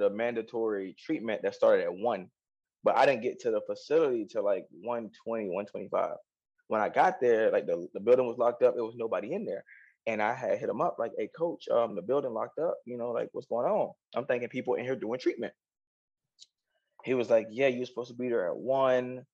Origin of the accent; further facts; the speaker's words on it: Orlando, Florida, United States; I'm from Orlando.